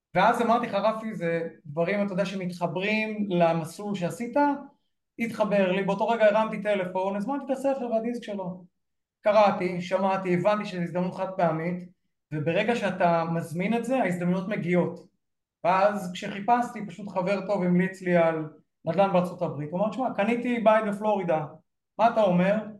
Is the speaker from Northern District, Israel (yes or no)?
yes; Northern District, Israel; אני גדלתי במושב קטן בגבול הצפון